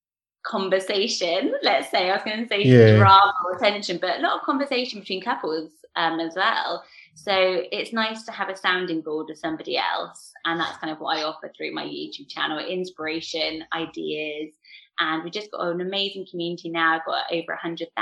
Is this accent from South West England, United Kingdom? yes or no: yes; Swindon, South West England, United Kingdom; I'm from Swindon